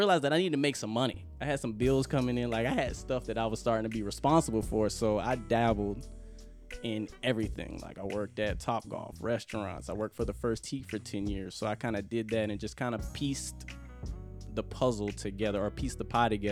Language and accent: English; Jacksonville, Florida, United States; also born or lived in Miami, Florida / Columbia, South Carolina; I'm a homeboy. I'm from Jacksonville, Florida. I went to Lee High School.